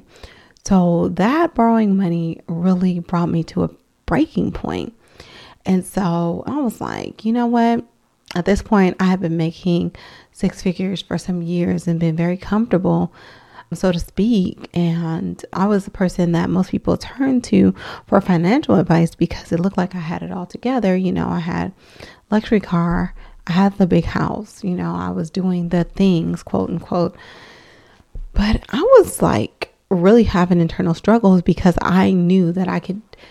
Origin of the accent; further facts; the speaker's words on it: Oakland, California, United States; I am from Oakland, California, West Oakland to be exact